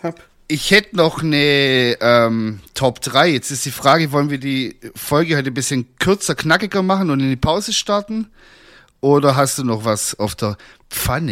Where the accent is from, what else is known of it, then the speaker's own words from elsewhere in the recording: Swabia, Germany; ich bin halt auch ein Schwabe